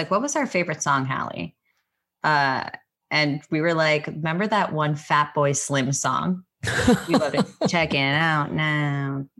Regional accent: Connecticut, United States; moved away; also born or lived in New York / Long Island; I was in Connecticut going to Manhattan, but I'm originally from New York. Born there, lived in Long Island for a little, and then went to high school in Connecticut and moved to Connecticut.

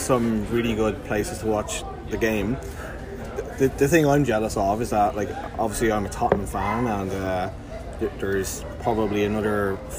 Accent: Ireland; now in Halifax, Canada; being Irish

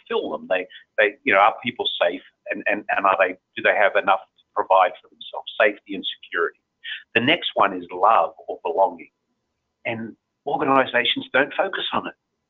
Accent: Australia; moved away; in my home country, in the middle of the desert

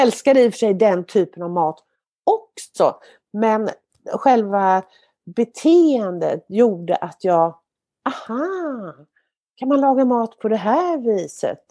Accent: Kungälv, Västra Götaland, Sweden; moved away; also born or lived in Mölndal / Marstrand / Stockholm; Men uppvuxen då mina första år i Kungälv

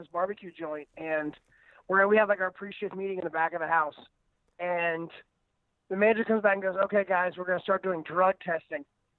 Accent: Florida, United States; now in Los Angeles, United States; I'm from Florida

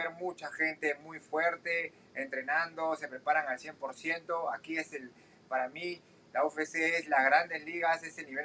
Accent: Peru; cuando yo pelee en, en, Perú, en mi país, ahí no voy a estar de visitante

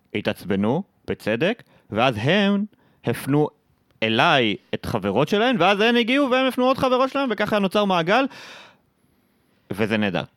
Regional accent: Nahariya, Northern District, Israel; moved away as an adult; also born or lived in Haifa; לגדול ילד בצפון הרחוק, בפריפריה, אני במקור מנהריה

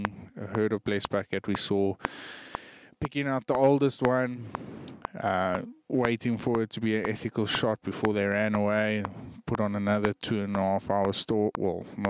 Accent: South Africa; as a South African, as a fellow hunter

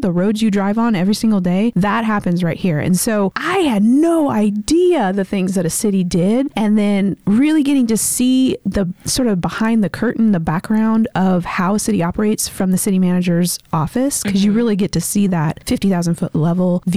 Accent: Washington, United States; moved away as an adult; now in Baytown, United States; So I'm not originally from the Texas area. I am a Yankee from the state of Washington.

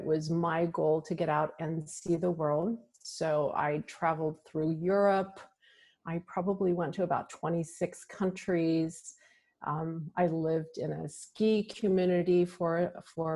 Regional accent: Downey, California, United States; I grew up in Downey, California. It's a suburb of Los Angeles

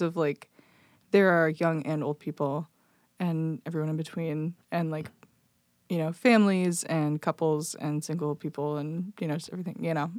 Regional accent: Belleville, Illinois, United States; moved away as an adult; also born or lived in Decatur, Illinois; now in Chicago, United States; I grew up in, um, Belleville, Illinois, which is, like, right next to Saint Louis

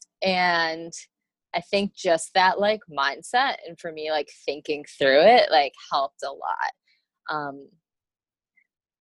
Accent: Michigan, United States; moved away; I grew up in Michigan

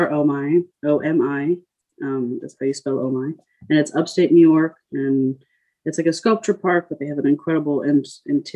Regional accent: Paris, Île-de-France, France; moved away; I grew up in Paris, where I lived on one of the islands

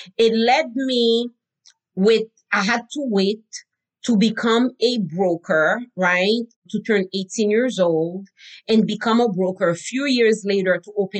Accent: Haiti; I learned growing up in Haiti

